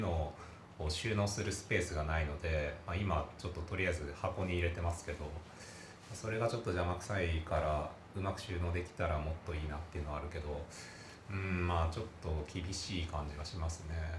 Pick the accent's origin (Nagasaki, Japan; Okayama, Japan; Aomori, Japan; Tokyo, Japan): Okayama, Japan; moved away; also born or lived in Nagoya; もともと岡山出身なんですけど